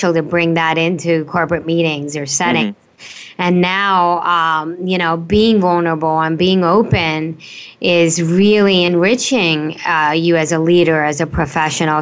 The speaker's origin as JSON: {"language": "English", "region": "Delhi", "country": "India", "tie": "born or raised there", "moved": "yes", "lives_now": "United States", "said": "I was born in Delhi. And I was spend most of my younger life in India."}